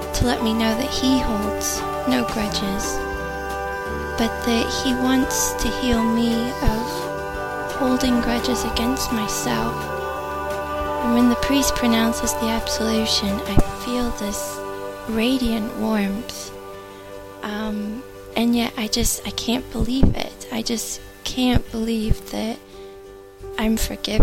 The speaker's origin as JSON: {"language": "English", "country": "United States", "said": "I'm 31, and I'm from the United States"}